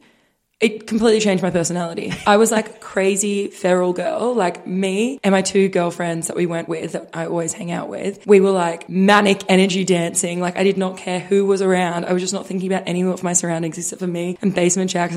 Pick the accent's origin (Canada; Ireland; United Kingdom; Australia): Australia; Being Australian